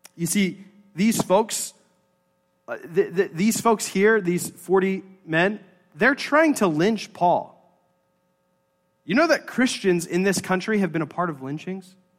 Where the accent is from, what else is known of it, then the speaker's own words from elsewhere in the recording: United States; us as American Presbyterians, we are a Presbyterian church